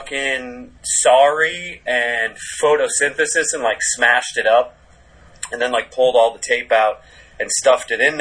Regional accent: Cape Cod, Massachusetts, United States; now in New York, United States; growing up on the Cape

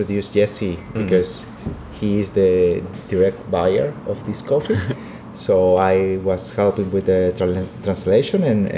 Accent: Peru; I'm from Peru.

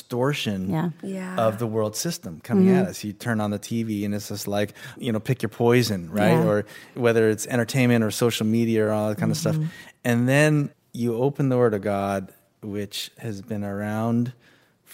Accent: Edmonton, Alberta, Canada; moved away; I grew up in Edmonton

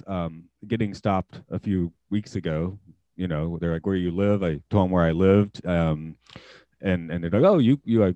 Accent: United States; now in Japan; as an American

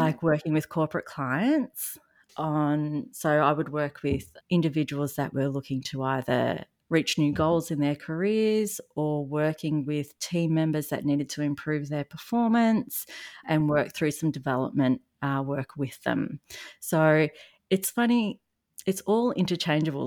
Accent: Australia; accent: Australian; if you haven't noticed from my accent, I am in Australia

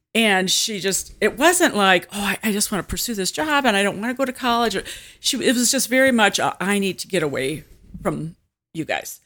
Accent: Washington, Illinois, United States; also born or lived in Germantown Hills, Illinois / Metamora, Illinois / Bushnell, Illinois; Peoria area. Actually, I grew up in Washington

